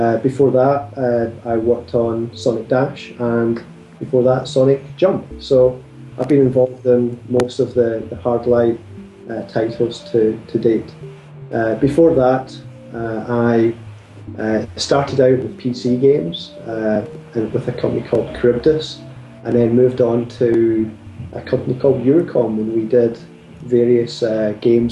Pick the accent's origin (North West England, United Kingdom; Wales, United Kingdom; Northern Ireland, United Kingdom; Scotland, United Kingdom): Scotland, United Kingdom; now in Leamington Spa, United Kingdom; I'm Scottish, so if you struggle with the accent, I do apologise